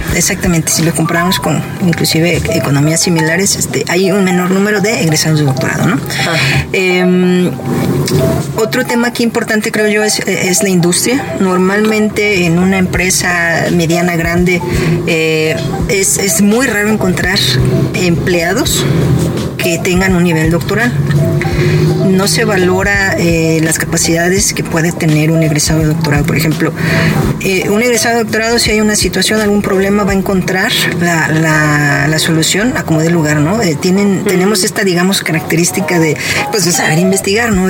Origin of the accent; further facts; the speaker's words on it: León, Guanajuato, Mexico; moved away as an adult; also born or lived in Monterrey / San Diego / Manchester; now in Guadalajara, Mexico; Yo nací en la ciudad de León, Guanajuato